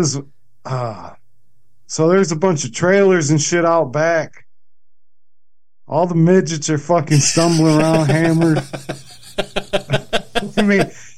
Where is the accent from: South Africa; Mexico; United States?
United States; Akron, Ohio; I'm from Akron